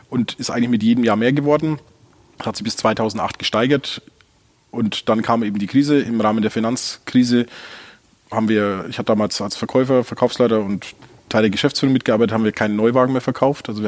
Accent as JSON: {"language": "German", "town": "Gunzenhausen", "region": "Bavaria", "country": "Germany", "lives_now": "Ulm, Germany", "said": "Ich komme aus Gunzenhausen, ich bin Franke, der im Exil lebt"}